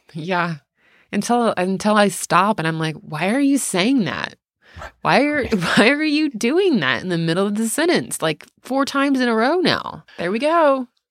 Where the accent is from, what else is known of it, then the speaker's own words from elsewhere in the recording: the South, United States; growing up in the South